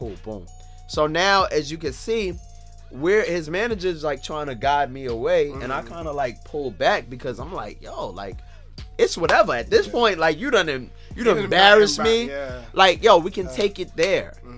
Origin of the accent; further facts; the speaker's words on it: New York City, New York, United States; I'm from Brooklyn, New York